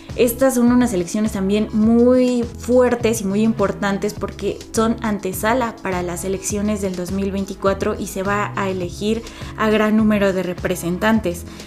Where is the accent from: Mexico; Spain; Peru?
Mexico; como los mexicanos le seguimos